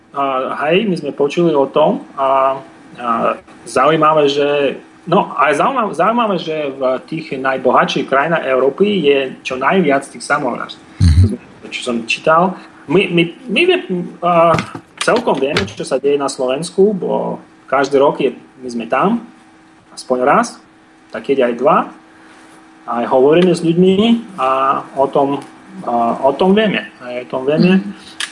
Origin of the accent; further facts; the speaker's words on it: Russia; Slovak is a second language; naše svoje ruské